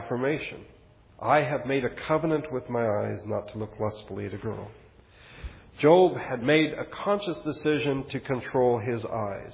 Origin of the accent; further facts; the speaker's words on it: United States; as an American